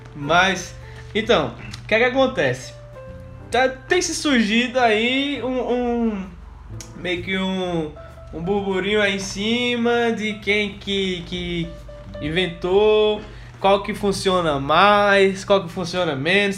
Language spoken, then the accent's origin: Portuguese; Brazil; Aqui no Brasil, como a gente é brasileiro